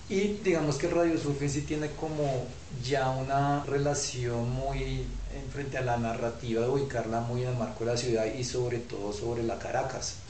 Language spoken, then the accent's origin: Spanish; Bogotá, Colombia; como bogotanos uno siempre tiene unos lugares de circulación